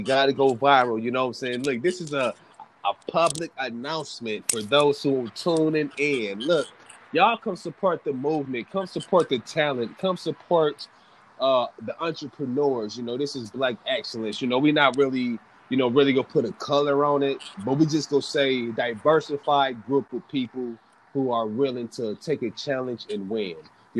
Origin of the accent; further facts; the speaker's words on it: East Coast, United States; So, like, growing up on the East Coast music from …, …, …, you know